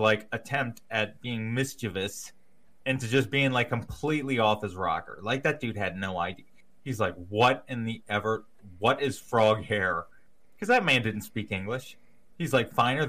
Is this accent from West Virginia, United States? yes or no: yes; Berkeley Springs, West Virginia, United States; I grew up in Berkeley Springs, West Virginia